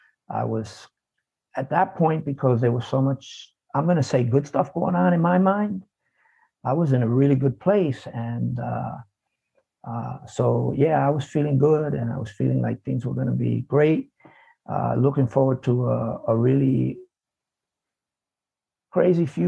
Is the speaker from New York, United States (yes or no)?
yes; New York City, New York, United States; I was born in the South Bronx. So I grew up in an environment where it's kind of like dog eat dog